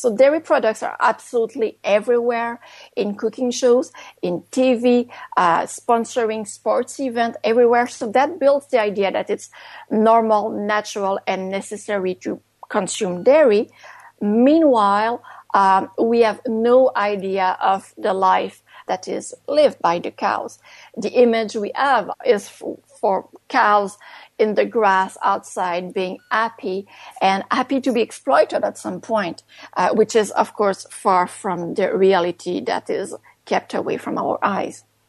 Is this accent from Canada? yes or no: yes; Canada; first language French; English is a second language; also born or lived in Montreal; I'm based in Montreal. I'm a French Canadian writer, so English is my second language